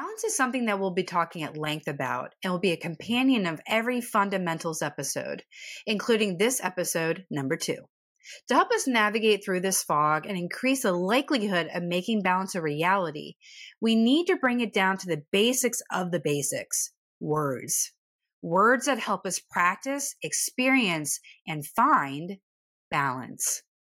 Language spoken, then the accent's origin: English; East Coast, United States; I'm from the East Coast, so we tend to be a little sarcastic.